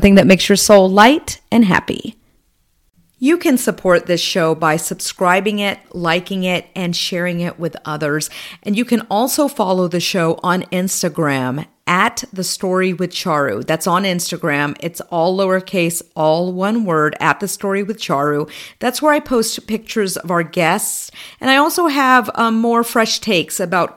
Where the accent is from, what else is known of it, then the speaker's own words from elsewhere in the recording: United States; I'm Indian and I'm the first one born, you know, in this country